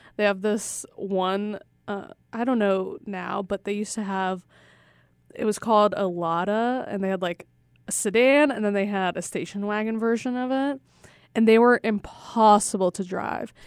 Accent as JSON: {"language": "English", "country": "Russia", "said": "I'm from Russia"}